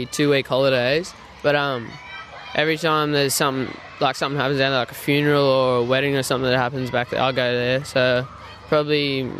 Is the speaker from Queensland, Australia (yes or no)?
no; Boggabilla, New South Wales, Australia; moved away; I'm from Bogabilla, Toomala.